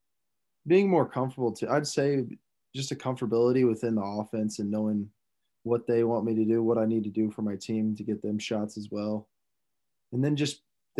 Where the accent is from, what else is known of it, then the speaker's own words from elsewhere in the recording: Marshalltown, Iowa, United States; moved away as an adult; I'm from Marshalltown